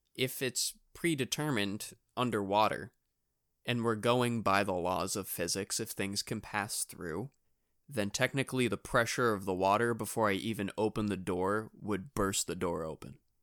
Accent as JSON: {"language": "English", "region": "New Hampshire", "country": "United States", "said": "we're from New Hampshire"}